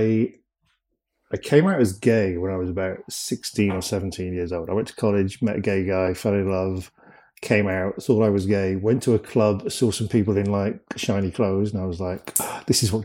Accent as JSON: {"language": "English", "town": "Cheltenham", "region": "South West England", "country": "United Kingdom", "tie": "born or raised there", "also_born_or_lived": "London", "moved": "as an adult", "said": "I grew up in a town called Cheltenham, which is like near Bristol in the UK"}